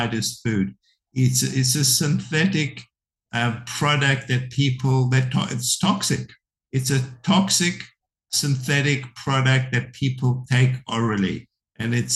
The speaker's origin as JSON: {"language": "English", "country": "South Africa", "tie": "born or raised there", "moved": "yes", "said": "when I was brought up in South Africa, the TV was considered the devil's box."}